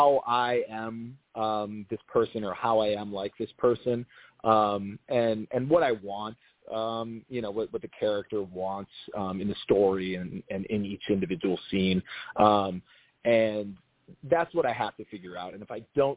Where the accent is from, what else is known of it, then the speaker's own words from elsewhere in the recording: Minnesota, United States; now in Los Angeles, United States; I'm from Minnesota